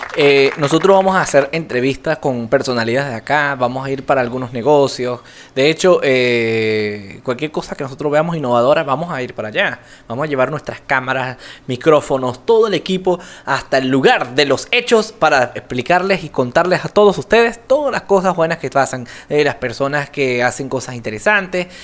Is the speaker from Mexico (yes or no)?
no; Venezuela; now in Yopal, Colombia; mi persona eh, es del vecino país, Venezuela